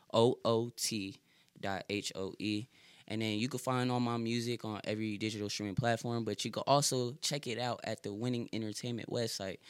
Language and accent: English; Connecticut, United States; moved away; also born or lived in Fayetteville; I'm from Connecticut